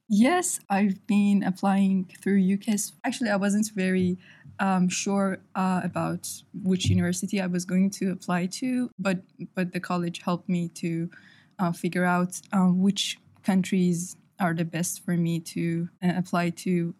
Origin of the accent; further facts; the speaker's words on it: Iran; now in United Kingdom; I'm from Iran.